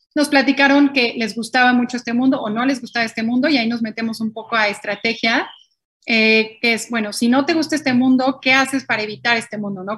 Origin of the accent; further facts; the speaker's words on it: Mexico; moved away; yo siendo mexicana